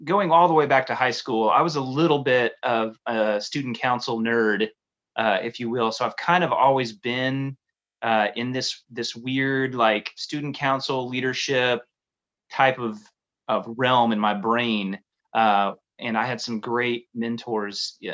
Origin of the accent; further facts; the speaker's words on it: Tulsa, Oklahoma, United States; in Tulsa, Oklahoma, where I grew up